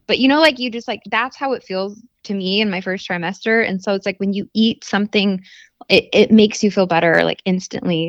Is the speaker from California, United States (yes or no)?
no; Arizona, United States; growing up in Arizona, we don't have a, like, seafood red, it's not, like, a thing here really